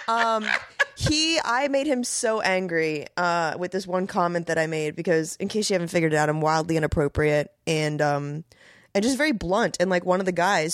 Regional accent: Tampa, Florida, United States; also born or lived in Miami; raised in Tampa

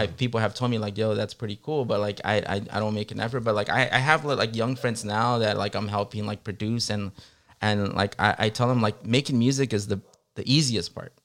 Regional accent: Long Beach, California, United States; moved away as an adult; also born or lived in Guerrero, Mexico / New York / San Diego; now in Los Angeles, United States; I grew up in Long Beach, so we came as immigrants to the city of Long Beach

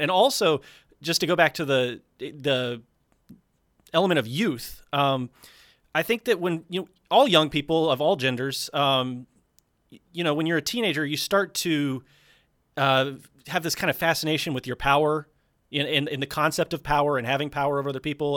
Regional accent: South Carolina, United States; I'm from South Carolina

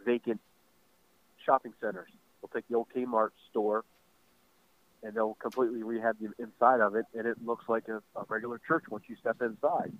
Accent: Baltimore County, Maryland, United States; I grew up in Baltimore County

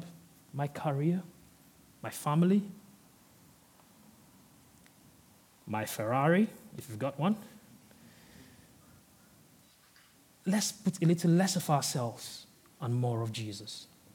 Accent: Nigeria; moved away; I'm originally from Nigeria

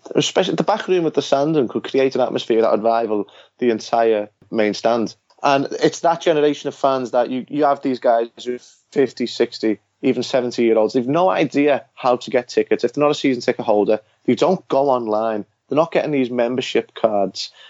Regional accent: England, United Kingdom; born or raised there

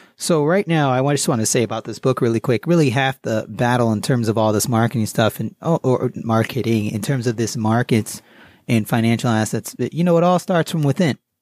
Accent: Southbury, Connecticut, United States; also born or lived in Queens, New York; I grew up in South Barry, Connecticut.

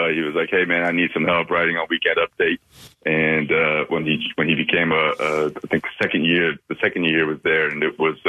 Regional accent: New Jersey, United States; moved away as an adult; now in New York, United States; Born and bred in New Jersey. I've lived in New York for 20 years. I got some family in Philly

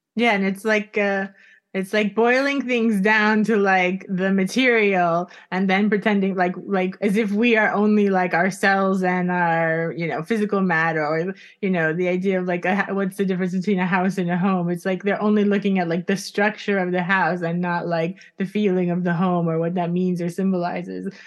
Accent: Florida, United States; we're from Florida

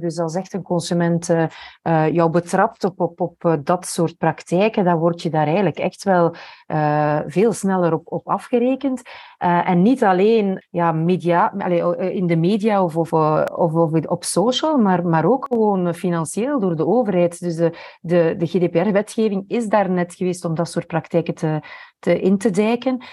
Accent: Belgium; als Belg

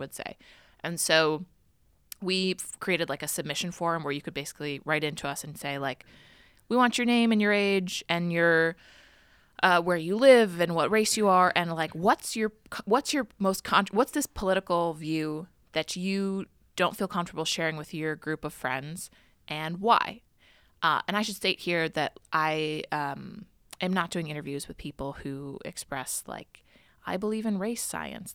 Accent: Cleveland, Ohio, United States; moved away as an adult; also born or lived in Washington, D.C.; now in New York City, United States; my hometown of Cleveland

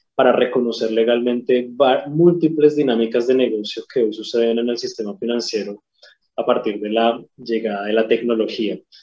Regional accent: Colombia; moved away as an adult; now in Chile; soy colombiano, llegué a Chile hace 10 años

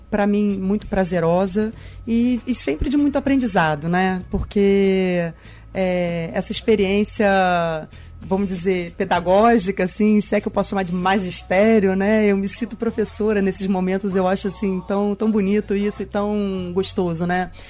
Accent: Rio de Janeiro, Brazil; a gente está fazendo uma modalidade intensiva porque eu sou do Rio, né?

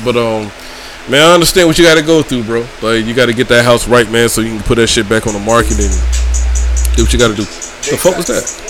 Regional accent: St. Simons Island, Georgia, United States; also born or lived in Riverside, California; I'm from St. Simon's Island

